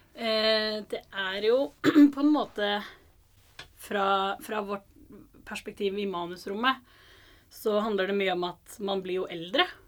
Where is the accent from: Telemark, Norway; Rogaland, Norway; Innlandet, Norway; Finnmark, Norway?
Rogaland, Norway; Stavanger; jeg er fra Stavanger. Født og oppvokst eh, der.